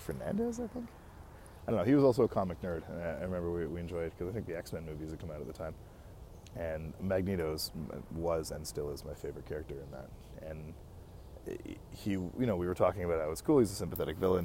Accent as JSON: {"language": "English", "country": "Canada", "said": "I'm a Canadian, a proud Canadian at that."}